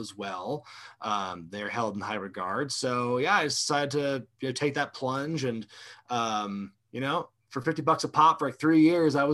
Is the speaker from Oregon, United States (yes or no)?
yes; Oregon, United States; I come from Oregon originally.